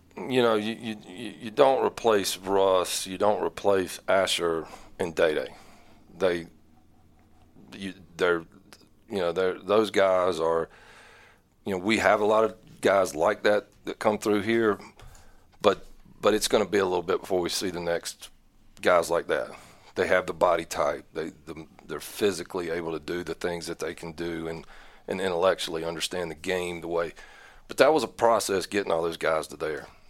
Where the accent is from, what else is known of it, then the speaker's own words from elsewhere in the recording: Newton, North Carolina, United States; also born or lived in Mooresville, North Carolina; I was born in Mooresville, North Carolina. I'm, I'm a late kid, I guess. Um, grew up Iredale County, Catawba County, Catawba Valley, went to Newton Conover High School